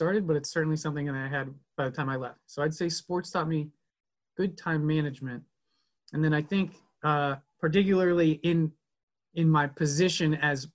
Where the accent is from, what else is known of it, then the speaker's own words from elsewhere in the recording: Pittsburgh, Pennsylvania, United States; also born or lived in Meadville, Pennsylvania; I'm a born and bred Pittsburgher. I grew up in the South Hills